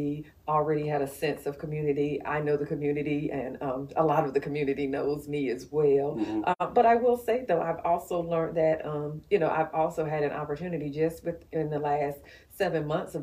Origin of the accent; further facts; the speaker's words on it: Macon, Georgia, United States; I grew up in South Macon.